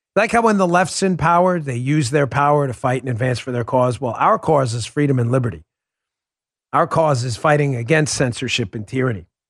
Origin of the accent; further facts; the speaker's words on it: United States; I'm an American